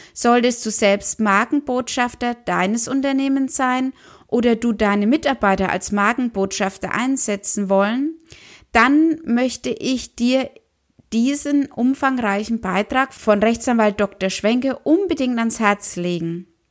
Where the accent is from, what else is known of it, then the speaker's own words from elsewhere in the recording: Germany; bei uns in Deutschland